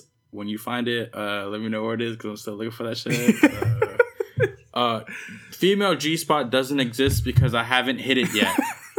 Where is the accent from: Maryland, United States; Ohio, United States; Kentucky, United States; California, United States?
California, United States; the Bay Area; I'm from the Bay, you know, and like I grew up listening to like the … and shit and like pre hyphy and hyphy and stuff.